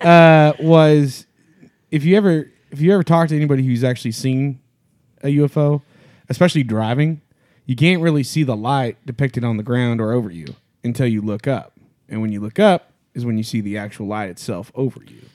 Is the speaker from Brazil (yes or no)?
no; Louisiana, United States; I'm from Louisiana